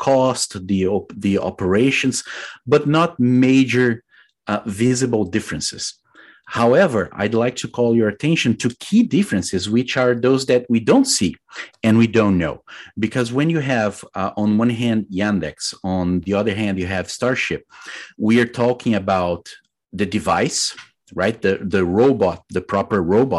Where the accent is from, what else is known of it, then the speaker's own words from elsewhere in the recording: Brazil; moved away as an adult; also born or lived in United Kingdom; now in United States; I am originally from Brazil